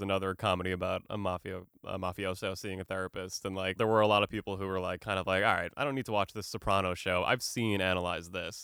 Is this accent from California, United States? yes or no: no; Boston, Massachusetts, United States; I'm an Irish dude from Boston